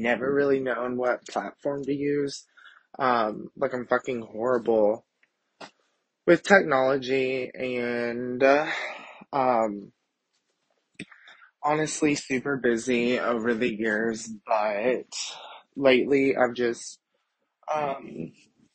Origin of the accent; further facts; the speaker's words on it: Kentucky, United States; moved away as an adult; also born or lived in Dallas, Texas; I'm from Kentucky, born and raised